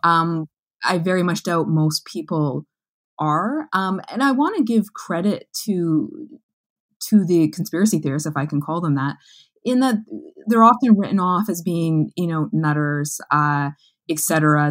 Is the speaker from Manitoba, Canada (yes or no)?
yes; Manitoba, Canada; as a Canadian, as a Manitoban, as a journalist